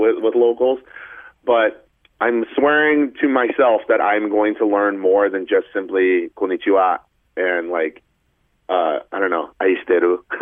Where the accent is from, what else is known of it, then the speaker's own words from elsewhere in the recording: Portland, Oregon, United States; moved away as an adult; also born or lived in Hong Kong; now in New York City, United States; I grew up out on the West Coast in Portland, Oregon, but I have been in New York City for the last almost dozen years or so